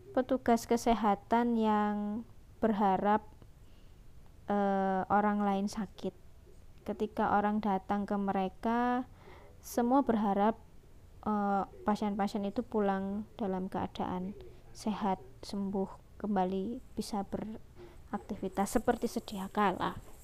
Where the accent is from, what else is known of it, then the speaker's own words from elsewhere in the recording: Surabaya, East Java, Indonesia; Asli saya Surabaya. Sebenarnya saya nggak lahir di Surabaya sih, cuman numpang besar aja di Surabaya. Sejak umur empat tahun saya, eh, tiga tahun saya berada di Surabaya.